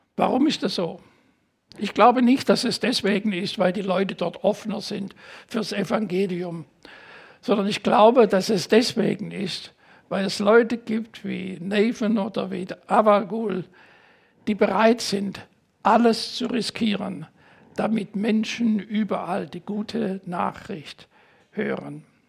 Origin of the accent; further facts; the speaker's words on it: Germany; also born or lived in United States; meinen deutschen Pass